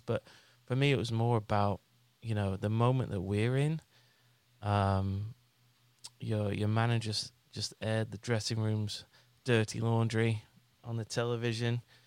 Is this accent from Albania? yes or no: no; England, United Kingdom; moved away; my best mate when I when I was growing up in England was a Spurs fan